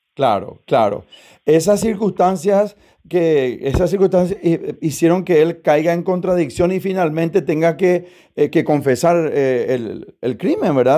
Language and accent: Spanish; Paraguay; como ciudadano, como paraguayo